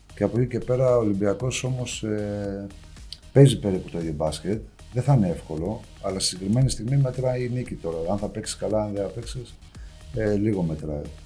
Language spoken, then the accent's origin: Greek; Karditsa, Thessaly, Greece; moved away